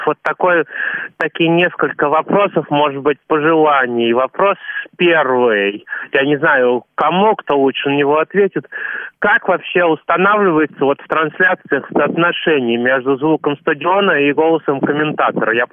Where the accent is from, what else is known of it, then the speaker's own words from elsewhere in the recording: Nizhny Novgorod, Nizhny Novgorod Oblast, Russia; поскольку я нижегородец, как оцениваете шансы торпеды Нижний Новгород пройти дальше